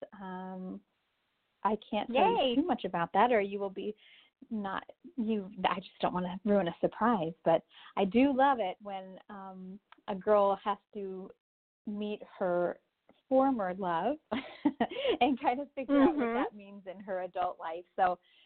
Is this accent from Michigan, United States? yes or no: no; Des Moines, Iowa, United States; I grew up in Des Moines, which is, you know, we have about 600,000 people here